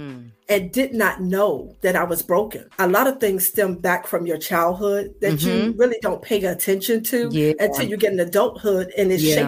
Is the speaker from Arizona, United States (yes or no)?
no; Franklin, Virginia, United States; moved away as an adult; now in Chesapeake, United States; I am from Franklin, Virginia, a little small town, about 45 minutes from Chesapeake, where I now reside.